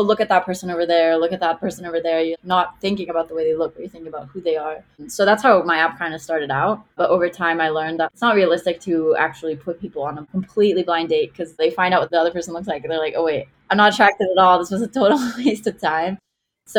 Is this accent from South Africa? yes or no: no; Israel; English is a second language; now in Miami, United States; I live in Miami, but I grew up in Israel.